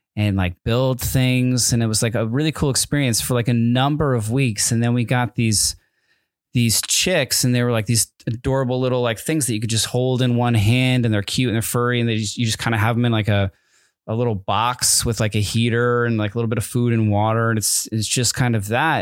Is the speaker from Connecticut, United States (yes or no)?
yes; Connecticut, United States; also born or lived in Southern California; now in California, United States; I'm in Connecticut and I'm in sixth grade